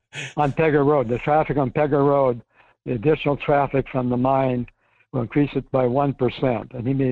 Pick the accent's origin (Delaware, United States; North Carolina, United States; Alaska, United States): Alaska, United States; Fairbanks; I'm from Fairbanks. We've been here for 50 years.